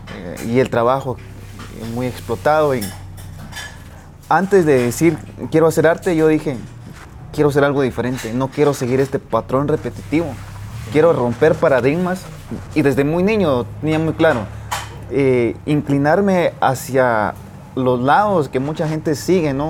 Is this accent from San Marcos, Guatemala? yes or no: yes; Boca Costa, San Marcos, Guatemala; soy del departamento de San Marcos. Soy de la Boca Costa, de una finca cafetalera.